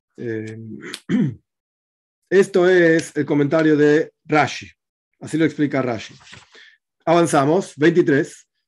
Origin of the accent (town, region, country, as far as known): Argentina